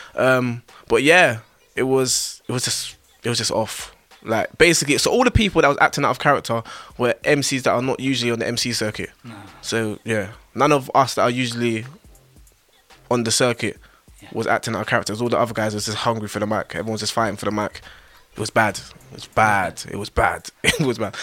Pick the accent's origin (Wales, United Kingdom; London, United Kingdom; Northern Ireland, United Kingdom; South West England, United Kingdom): London, United Kingdom; Northwest London